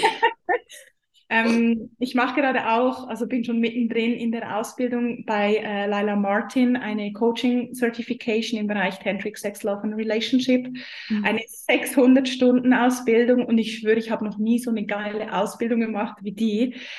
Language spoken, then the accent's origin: German; Switzerland; ich komme aus der Schweiz, ihr hört das wahrscheinlich schon